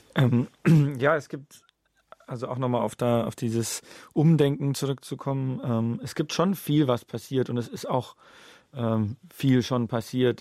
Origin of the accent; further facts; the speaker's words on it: Munich, Bavaria, Germany; also born or lived in Regensburg; ich bin in München aufgewachsen